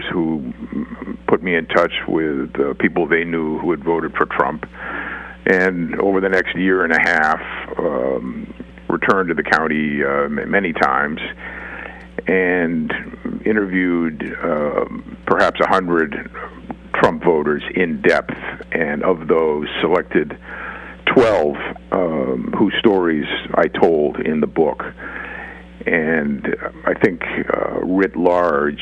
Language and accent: English; Boston, Massachusetts, United States; I'm from Boston and Massachusetts, a blue state